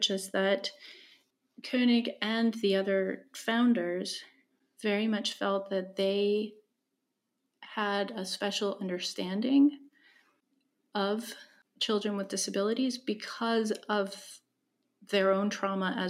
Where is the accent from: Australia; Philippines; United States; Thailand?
United States; as a kid growing up in Camphill